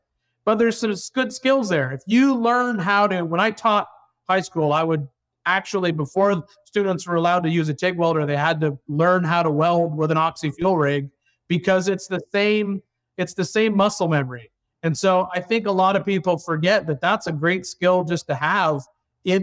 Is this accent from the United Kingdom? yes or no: no; Canada; moved away; originally I'm from Canada